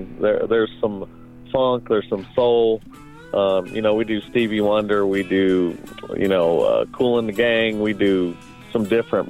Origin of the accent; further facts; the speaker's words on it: Las Vegas, Nevada, United States; Yeah, we're all from Las Vegas.